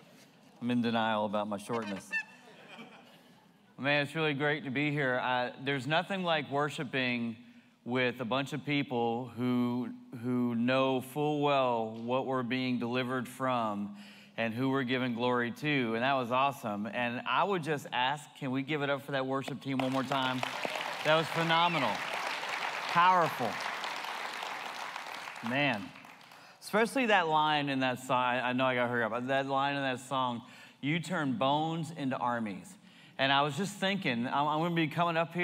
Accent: New Jersey, United States; also born or lived in Florida; now in California, United States; I was born in New Jersey, and so at the age of 8, still living in New Jersey

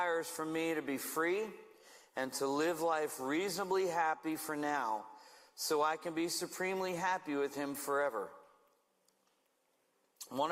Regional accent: Stuart, Florida, United States; moved away as an adult; also born or lived in Savannah, Georgia / Woodland Park, Colorado; now in Manteca, United States; God moved us back to Stuart, Florida, where I served as pastor of worship and community care at a church in my hometown

